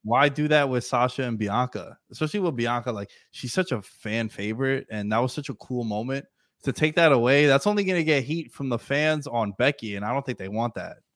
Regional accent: New York City, New York, United States; I'm from New York City

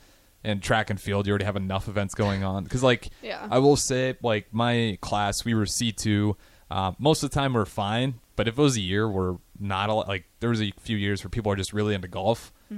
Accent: Hartington, northeast Nebraska, United States; I'm from Harrington, which is northeast Nebraska

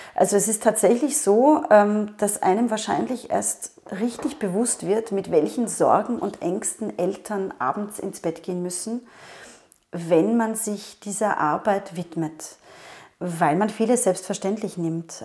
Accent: Vienna, Austria; ich komme aus Wien

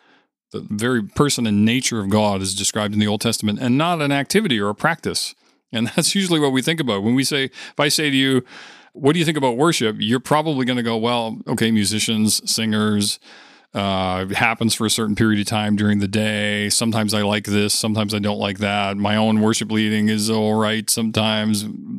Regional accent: Winnipeg, Manitoba, Canada; we're true Canadians from Winnipeg.

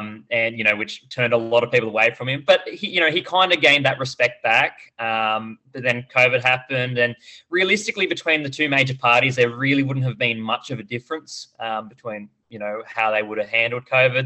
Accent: Australia

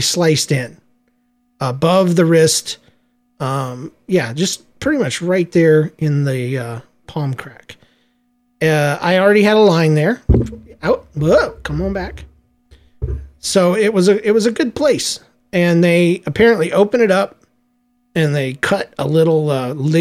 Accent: Georgia, United States; I'm from Georgia. We don't like wearing shoes.

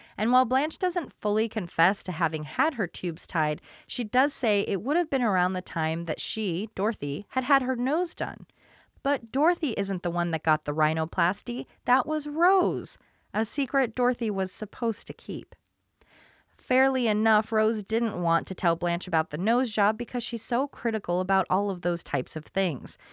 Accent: Portland, United States; I grew up in Portland

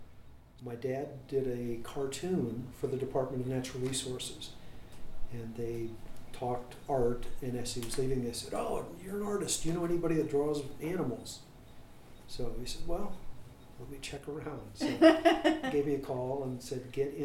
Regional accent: Columbus, Ohio, United States; I grew up in the North University area

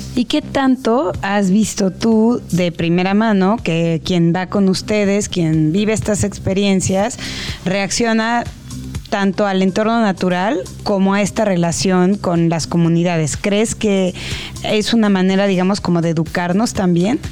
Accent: Mexico; como mexicanos

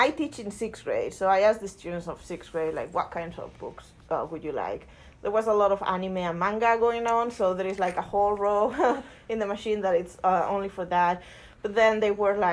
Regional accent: Spain; moved away as an adult; now in United States; I'm from Spain

